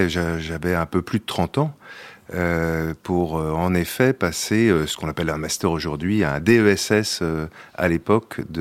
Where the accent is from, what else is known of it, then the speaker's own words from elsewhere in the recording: Paris, Île-de-France, France; born there; Oui, je suis né à Paris, en effet.